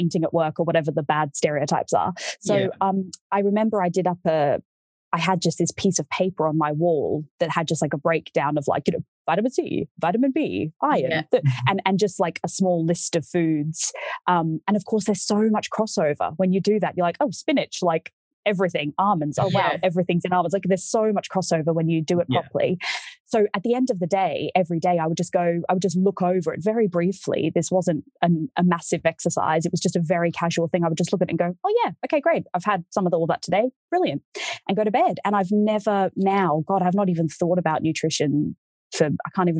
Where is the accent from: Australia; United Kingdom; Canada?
Australia; I'm from Australia.